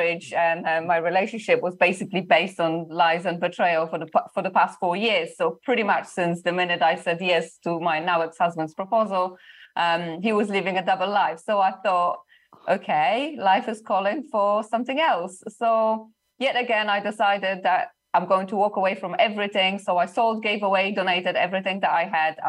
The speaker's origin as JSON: {"language": "English", "country": "Poland", "moved": "as an adult", "said": "I'm originally from Poland"}